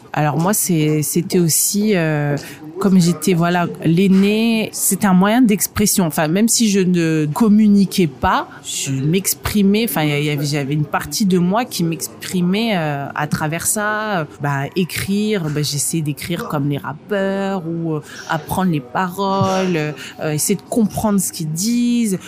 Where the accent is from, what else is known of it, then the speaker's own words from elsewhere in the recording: northern France, France; also born or lived in Moscow, Russia / England; now in Île-de-France, France; je suis née à Moscou, par exemple. Euh, j'ai grandi dans le nord de la France.